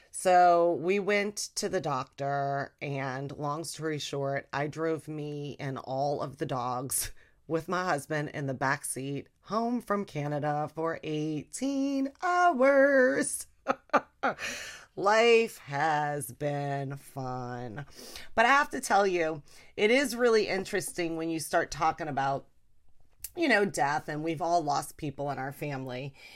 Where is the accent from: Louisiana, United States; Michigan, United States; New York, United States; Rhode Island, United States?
Louisiana, United States; we're from Louisiana, you know? I grew up eating all fried food.